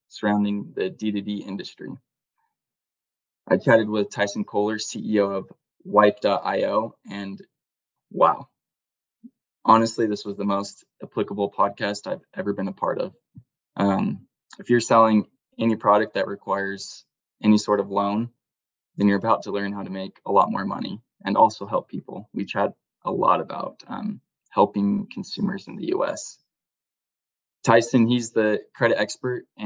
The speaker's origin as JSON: {"language": "English", "town": "Cedar City", "region": "Utah", "country": "United States", "tie": "born or raised there", "said": "I grew up in Cedar City"}